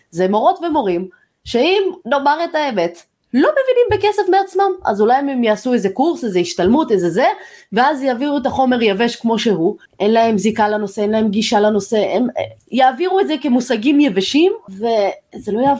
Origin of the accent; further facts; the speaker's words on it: Modi'in, Central District, Israel; גדלתי במודיעין